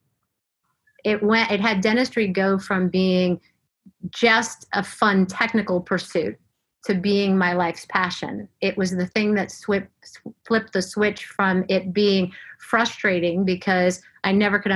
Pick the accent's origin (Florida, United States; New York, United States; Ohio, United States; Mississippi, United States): Florida, United States; moved away as an adult; also born or lived in Atlanta, Georgia; I grew up in Florida, went to school in Florida